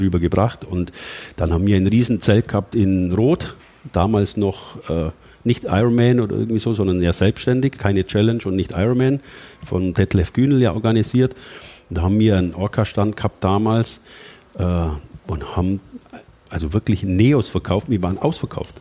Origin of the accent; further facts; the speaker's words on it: Allgäu, Bavaria, Germany; bei uns im Allgäu